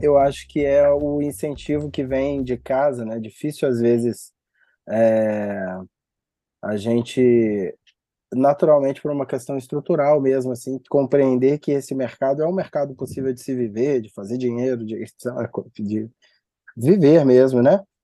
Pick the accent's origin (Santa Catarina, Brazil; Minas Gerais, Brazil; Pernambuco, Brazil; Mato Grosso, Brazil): Minas Gerais, Brazil; Belo Horizonte; also born or lived in São Paulo / Rio de Janeiro; nascido e criado no Barreiro, extremo oeste da cidade de BH